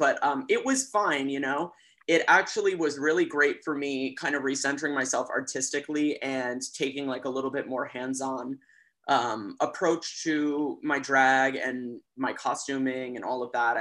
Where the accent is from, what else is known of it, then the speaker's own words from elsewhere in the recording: Los Angeles, California, United States; moved away as an adult; now in New York, United States; I'm from California. I'm from Los Angeles. I grew up in an area called Silver Lake